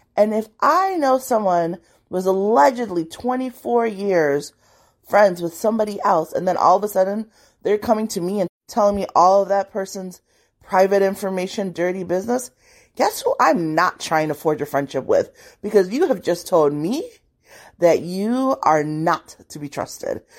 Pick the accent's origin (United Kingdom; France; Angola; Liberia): Liberia; I was born in Liberia